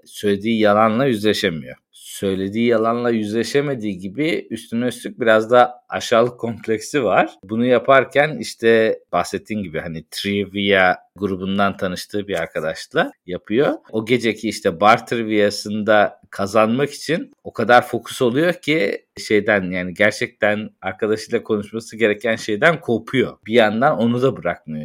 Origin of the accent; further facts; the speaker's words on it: Turkey; moved away; yurt dışında yaşayan bir Türk olarak